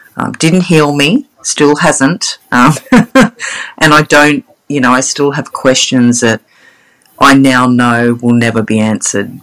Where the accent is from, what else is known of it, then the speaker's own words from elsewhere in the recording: Sydney, New South Wales, Australia; now in Brisbane, Australia; I grew up in Sydney. I was born in Sydney, eastern suburbs girl